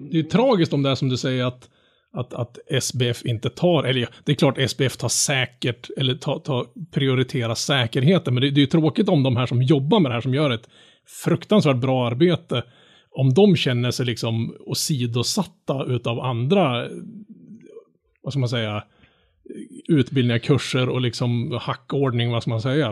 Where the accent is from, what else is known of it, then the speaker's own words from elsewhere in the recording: Norrland, Sweden; som norrlänning